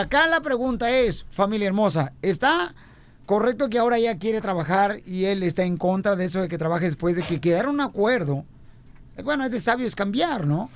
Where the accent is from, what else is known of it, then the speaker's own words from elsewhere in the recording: Jalisco, Mexico; yo soy de Jalisco